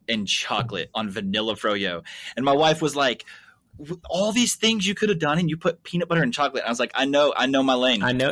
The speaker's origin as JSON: {"language": "English", "region": "Kentucky", "country": "United States", "said": "Hey, listen, we're from Kentucky. I get that southern uh, Pentecostal church."}